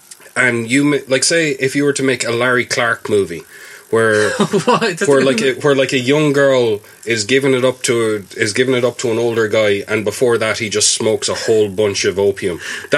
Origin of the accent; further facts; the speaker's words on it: Spain; You know, I can't do that in Spain because I'm from Spain.